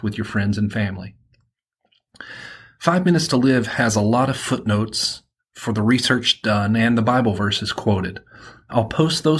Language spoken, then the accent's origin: English; Alabama, United States; accent: southern; I'm from Alabama, and I have a southern accent